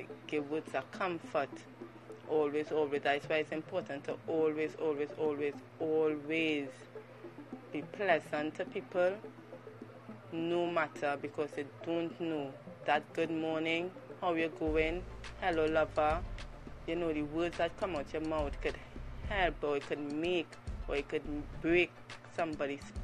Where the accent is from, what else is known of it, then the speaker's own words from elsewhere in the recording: Trinidad & Tobago; in Trinidad and Tobago we have a saying